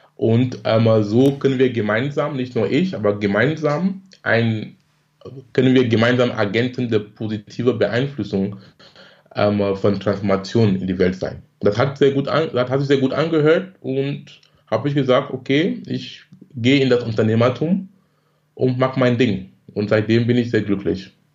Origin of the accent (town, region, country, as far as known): Cameroon; born or raised there; moved away as an adult; now in Germany